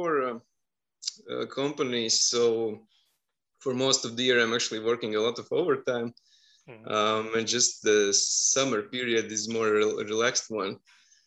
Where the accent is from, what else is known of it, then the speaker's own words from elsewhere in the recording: Riga, Latvia; I'm from Riga, Latvia.